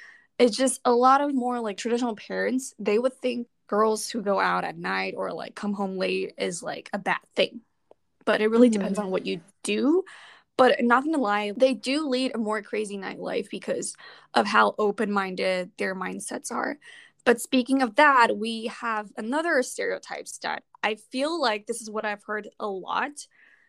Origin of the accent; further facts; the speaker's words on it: Taiwan; also born or lived in United States; I was born here, but then I was raised in Taiwan and, you know, a lot of like mixed culture.